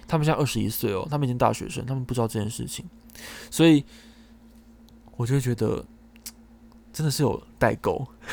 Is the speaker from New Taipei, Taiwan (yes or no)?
no; Taichung, Taiwan; 因为我是台中人嘛